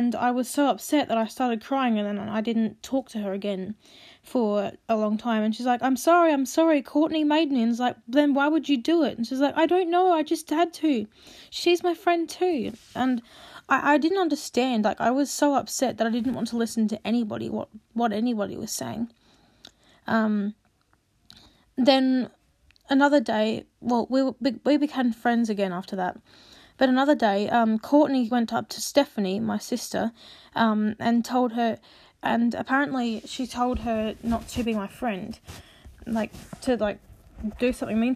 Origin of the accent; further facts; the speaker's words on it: Australia; accent: Australian; also born or lived in South Australia / Queensland; my accent by now, that I'm Australian. We were in South Australia at the time, but we moved to Queensland first